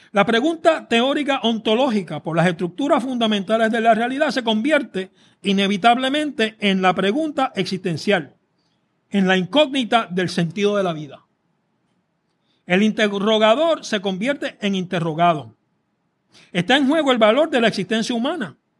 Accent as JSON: {"language": "Spanish", "country": "Puerto Rico"}